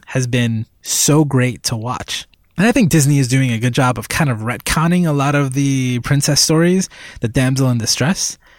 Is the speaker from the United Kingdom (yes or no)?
no; Puerto Rico; moved away; I was born in Puerto Rico, and that was basically my childhood.